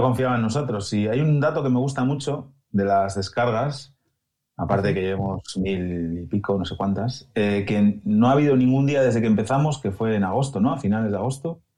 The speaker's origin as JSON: {"language": "Spanish", "country": "Spain", "moved": "yes", "lives_now": "Germany", "said": "para mí como español y por el sistema de medios que tenemos en, en España"}